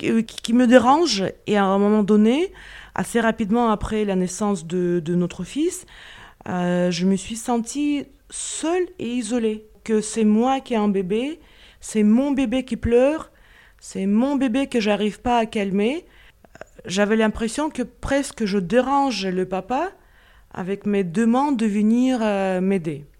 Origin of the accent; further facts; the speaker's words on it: Moscow, Russia; French is a second language; moved away as an adult; now in France; j'ai laissé mon identité chez moi à Moscou